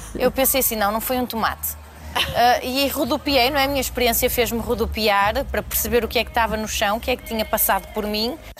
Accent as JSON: {"language": "Portuguese", "country": "Portugal"}